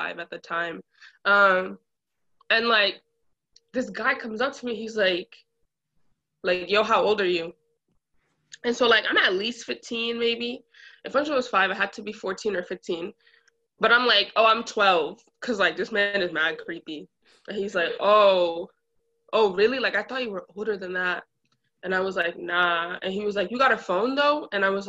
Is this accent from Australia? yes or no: no; Brockton, Massachusetts, United States; I grew up like in Brockton